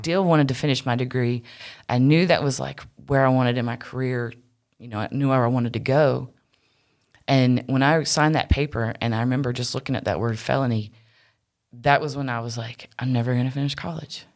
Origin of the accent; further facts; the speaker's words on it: Wilmington, United States; moved away; also born or lived in Charlotte; the church I grew up in Wilmington was, is kind of in the country